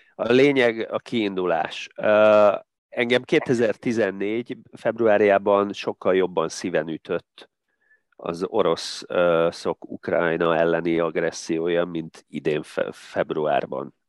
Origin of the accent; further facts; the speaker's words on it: Tatabánya, Komárom-Esztergom, Hungary; moved away as an adult; also born or lived in Budapest; Tatabányán nem volt öttusa szakosztály, úgyhogy várnom kellett még két évig, mikor gimnáziumot befejezve felkerültem Budapestre